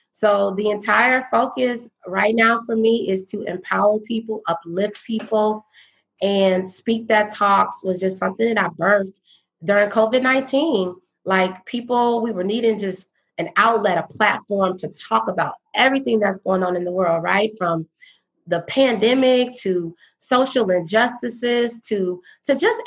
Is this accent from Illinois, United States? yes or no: yes; south of Chicago, Illinois, United States; moved away as an adult; also born or lived in Bloomington, Illinois; now in Dallas, United States; I am from Illinois, south of Chicago. I was relocated to Dallas, Texas in 2012